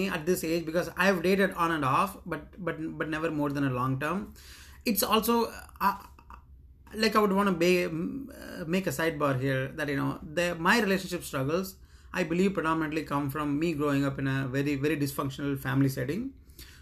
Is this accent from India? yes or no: yes; India; moved away as an adult; now in United States; 30 years of growing up in India